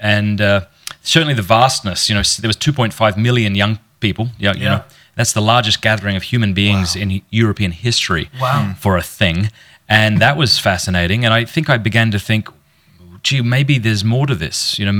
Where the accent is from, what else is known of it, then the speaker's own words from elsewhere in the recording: Port Pirie, South Australia, Australia; I was raised in Port Pirie, South Australia, a small country town.